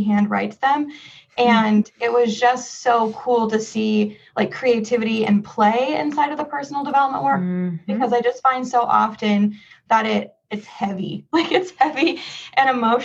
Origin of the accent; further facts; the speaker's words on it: San Jose, California, United States; also born or lived in Los Angeles; I'm from the Bay Area, San Jose, California